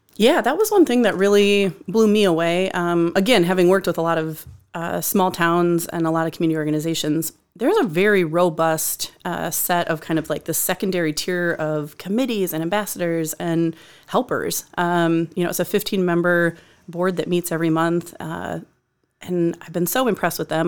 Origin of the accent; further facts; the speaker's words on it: Decorah, Iowa, United States; moved away as an adult; also born or lived in Cedar Rapids; in my hometown